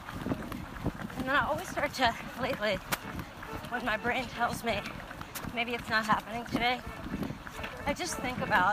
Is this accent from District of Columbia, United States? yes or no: yes; Washington, District of Columbia, United States; I'm from Washington, D.C.